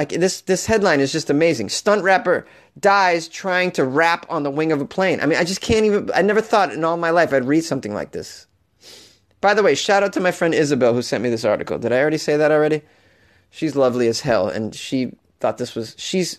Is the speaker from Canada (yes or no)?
yes; Canada